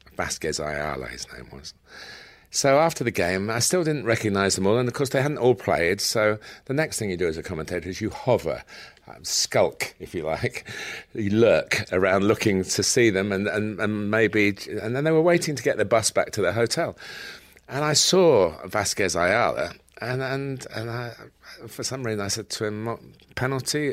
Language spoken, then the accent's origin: English; Chester, North West England, United Kingdom; I was born in Chester